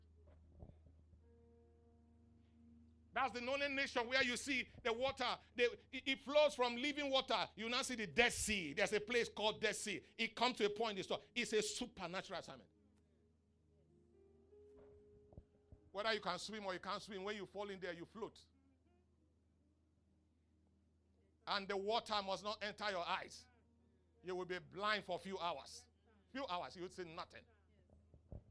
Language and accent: English; Nigeria